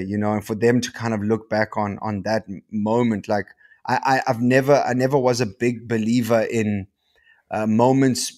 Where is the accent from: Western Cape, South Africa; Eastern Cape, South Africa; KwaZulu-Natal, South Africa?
Eastern Cape, South Africa; Port Alfred; moved away as an adult; also born or lived in Johannesburg; I come from Port Alfred, dude, like, you know, like in the Eastern Cape, a little surf town.